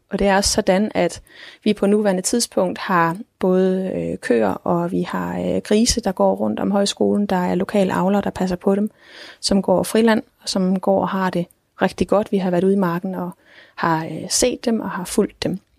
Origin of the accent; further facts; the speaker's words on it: Denmark; vi som danskere